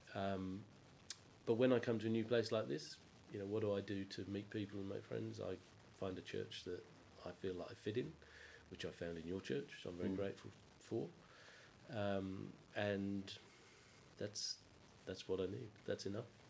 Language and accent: English; England, United Kingdom; growing up in England